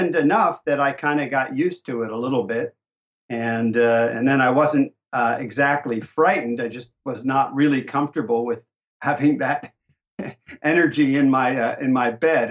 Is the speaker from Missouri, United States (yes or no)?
no; Asbury Park, New Jersey, United States; Growing up in New Jersey and Asbury Park, New Jersey